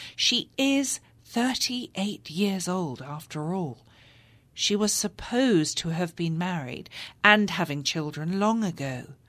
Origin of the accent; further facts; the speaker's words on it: London, United Kingdom; moved away as an adult; now in United States; English women like me who grew up in London